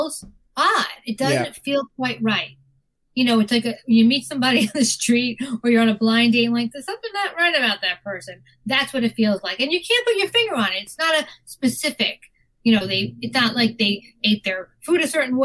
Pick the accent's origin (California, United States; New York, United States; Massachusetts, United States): New York, United States; New York City; as somebody who's lived and been born in New York, worked in New York